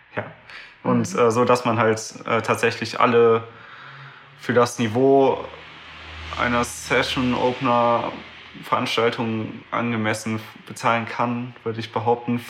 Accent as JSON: {"language": "German", "town": "Düsseldorf", "region": "North Rhine-Westphalia", "country": "Germany", "said": "ich komme aus Düsseldorf"}